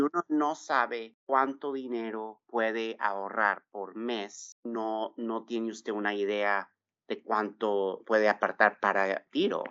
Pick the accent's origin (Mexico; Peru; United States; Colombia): United States; Texas; moved away as an adult; also born or lived in San Salvador, El Salvador; now in California, United States; Yo nací en San Salvador, El Salvador. Me vine de cinco años con mis padres y hermanas a Texas y viví, crecí, me eduqué y trabajé por bastantes años